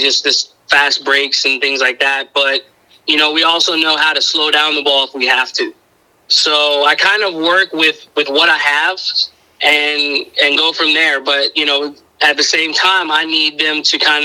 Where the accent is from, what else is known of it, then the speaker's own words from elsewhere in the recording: Miami, Florida, United States; moved away as an adult; now in Suwanee, United States; I'm originally from Miami. I was born and raised there